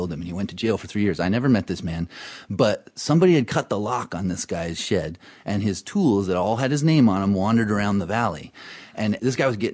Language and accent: English; North Carolina, United States; moved away as an adult; I grew up in North Carolina